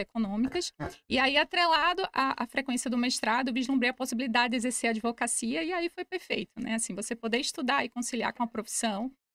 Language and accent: Portuguese; Recife, Pernambuco, Brazil; moved away as an adult; also born or lived in Braga, Portugal; now in Portugal; Sou nordestina, de Recife, Pernambuco